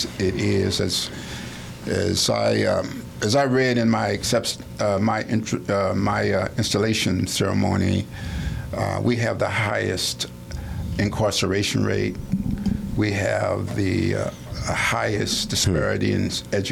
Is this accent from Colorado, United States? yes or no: no; Indianapolis, Indiana, United States; moved away; I'm from Indianapolis, Indiana